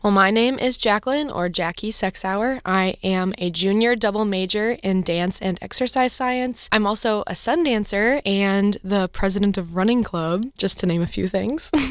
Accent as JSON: {"language": "English", "town": "Columbia", "region": "Missouri", "country": "United States", "tie": "born or raised there", "said": "I'm from Columbia"}